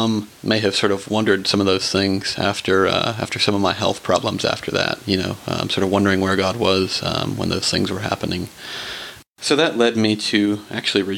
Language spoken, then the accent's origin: English; Burbank, California, United States; I was born and raised in Burbank, California.